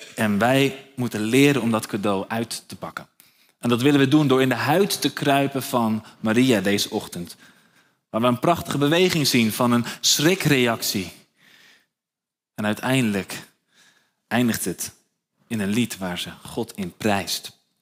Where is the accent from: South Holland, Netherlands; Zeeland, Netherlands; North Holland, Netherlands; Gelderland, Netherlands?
North Holland, Netherlands; Nieuw-Vennep; Ik ben zelf opgegroeid in Nieuw-Vennep, eh, onder de rook van Schiphol